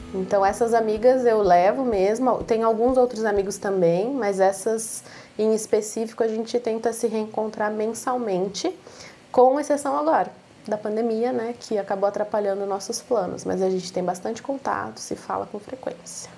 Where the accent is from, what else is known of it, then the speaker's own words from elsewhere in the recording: Caçapava, São Paulo, Brazil; sou de Caçapava